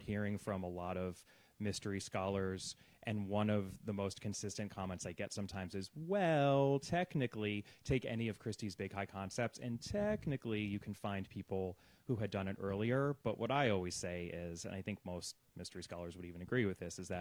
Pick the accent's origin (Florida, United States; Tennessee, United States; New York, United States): New York, United States; New York area, United States; now in Los Angeles, United States; I grew up in the New York area